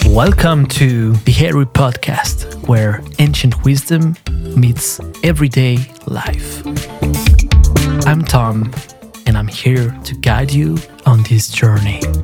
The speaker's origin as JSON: {"language": "English", "country": "France", "tie": "born or raised there", "said": "in parks in my hometown in France"}